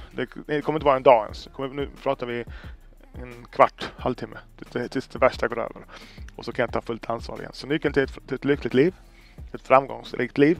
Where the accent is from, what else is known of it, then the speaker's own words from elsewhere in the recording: Sweden; jag är född i Sverige